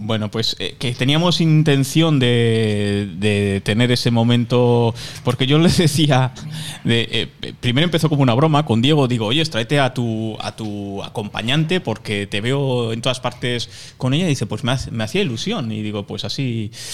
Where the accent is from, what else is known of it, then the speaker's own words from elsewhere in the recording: Irun, Basque Country, Spain; yo soy de Irún, tenemos el aeropuerto en Fuente Fuenterrabía